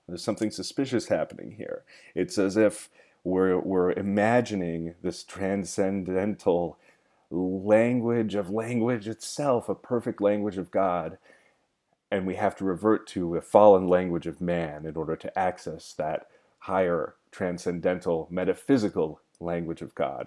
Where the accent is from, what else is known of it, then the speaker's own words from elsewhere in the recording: Gold Hill, Oregon, United States; now in Los Angeles, United States; I love to make fun of my hometown